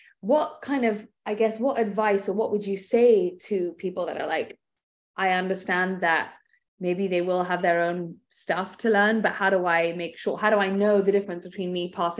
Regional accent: England, United Kingdom; moved away; I was brought up in England, right? So there's a lot of tempering that goes on there.

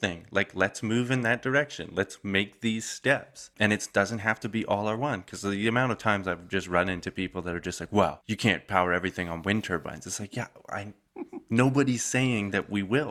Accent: Calgary, Alberta, Canada; my hometown, Calgary

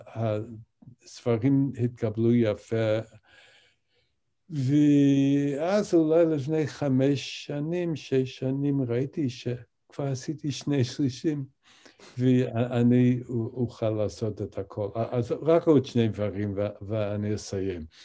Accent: Albany, New York, United States; Hebrew is a second language; אני גדלתי באולבני, ניו יורק

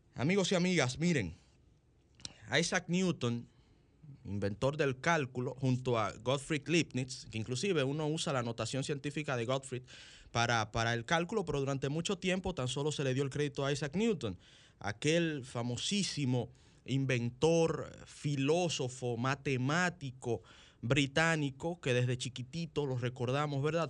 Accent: Dominican Republic; nosotros los dominicanos

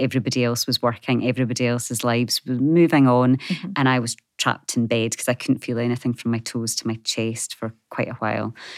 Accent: Scotland, United Kingdom; moved away as an adult; also born or lived in Wisconsin, United States; growing up in a small community in Scotland

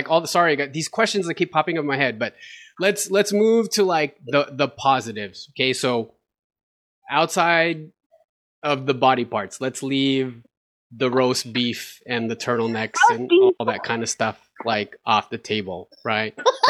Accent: Philippines; Because the way that we grow up, we're all Filipino. We had very traditional parents.

